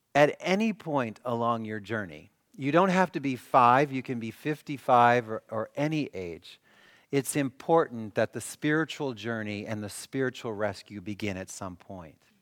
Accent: Milwaukee, Wisconsin, United States; I'm from Milwaukee.

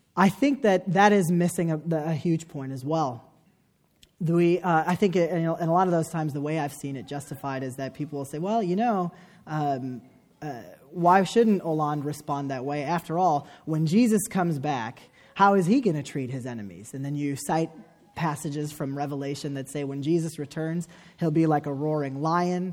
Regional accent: United States; me as an American Muslim

